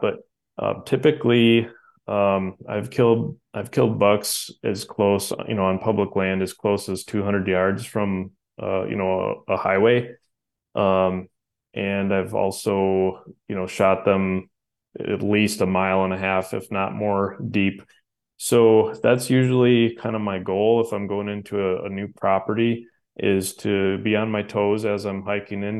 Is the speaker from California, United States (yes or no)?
no; Wisconsin, United States; where I grew up here in Wisconsin